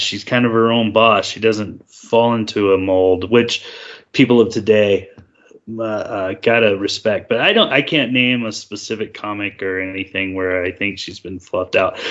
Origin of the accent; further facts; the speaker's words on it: United States; I'm an American